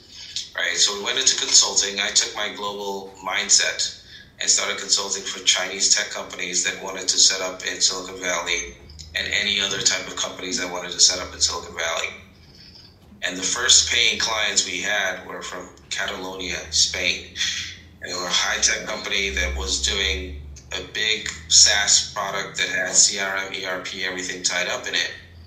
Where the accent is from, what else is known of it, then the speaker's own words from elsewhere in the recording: Nigeria; born there; I was born in Nigeria, but grew up around the world.